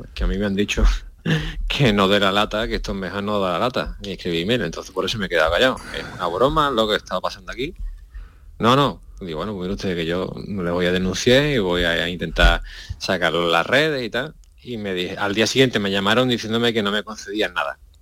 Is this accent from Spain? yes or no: yes; Huelva, Andalusia, Spain; yo soy de Huelva